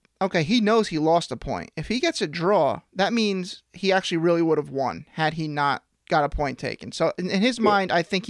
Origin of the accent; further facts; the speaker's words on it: New Jersey, United States; We are from New Jersey.